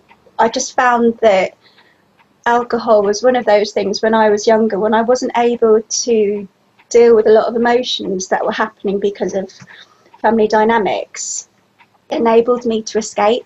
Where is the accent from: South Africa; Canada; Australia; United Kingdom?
United Kingdom; Bristol, South West England; I'm from Bristol, which is like in the southwest of the UK, and I am 48.